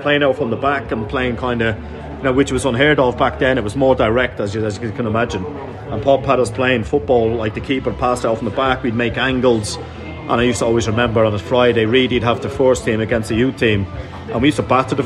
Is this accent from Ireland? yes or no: yes; Dublin, Leinster, Ireland; moved away; I grew up in Dublin on quite a rough area